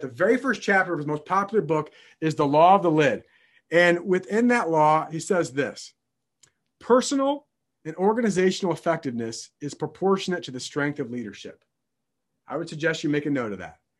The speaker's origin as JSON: {"language": "English", "region": "downstate Illinois", "country": "United States", "tie": "born or raised there", "said": "I'm born and raised in Illinois and not Chicago, Illinois, downstate Illinois"}